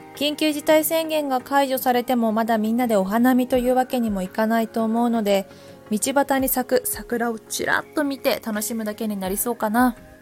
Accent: Takayama, Gifu, Japan; moved away; 私の故郷飛騨高山

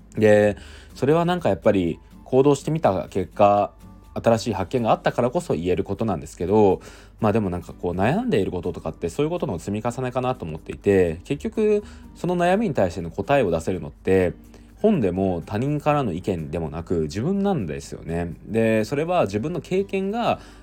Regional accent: Aichi, Japan; moved away as an adult; 地元愛知の実家では

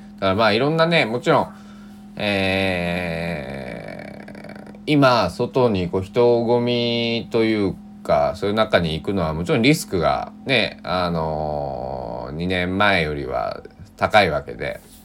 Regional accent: Kochi, Japan; now in Takamatsu, Japan; 僕もね高知から出てきた

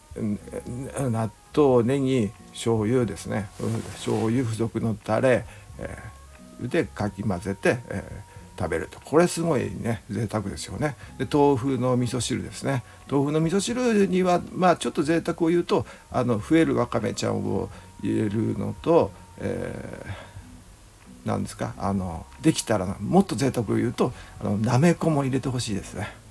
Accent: Japan; 日本で生まれ育っ

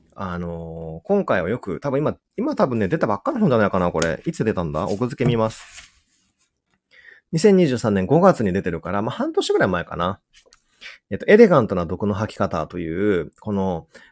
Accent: Udon country, Kagawa, Japan; うどんの国出身なんで

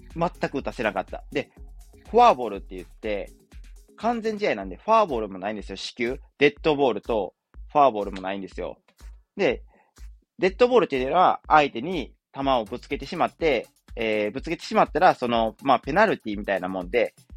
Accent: Wakayama, Japan; 僕の出身地である和歌山

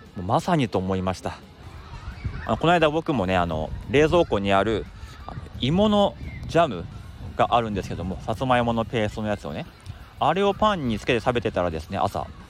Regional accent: Akita, Japan; now in Tokyo, Japan; 地元の秋田にもあってですね

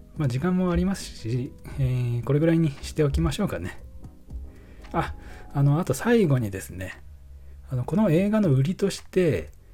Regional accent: filming location of 'Taiyo to Bolero', Nagano, Japan; このロケ地が僕の地元でして、まあ、北アルプスの景観とか

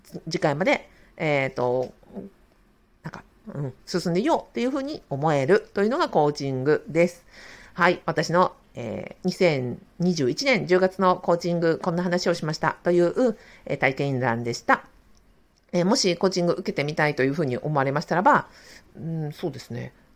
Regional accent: Sapporo, Hokkaido, Japan; moved away; also born or lived in Kanto region; 当時一人暮らししていたあの関東地方から地元の札幌に戻

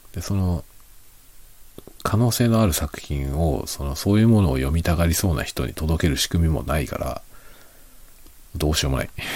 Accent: Japan; 日本人である僕

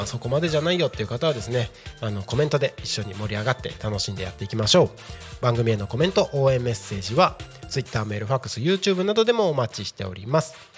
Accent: Takko, Aomori, Japan; moved away; 自分の生まれ育った青森県田子町

